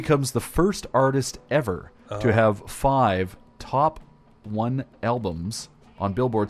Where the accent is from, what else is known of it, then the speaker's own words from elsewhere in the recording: Canada; you know, he's Canadian, not unlike myself. I'm from Canada.